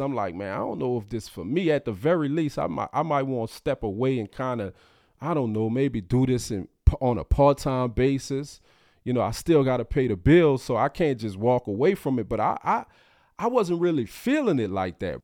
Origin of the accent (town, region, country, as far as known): New Orleans, Louisiana, United States; born or raised there; moved away as an adult; also born or lived in Baton Rouge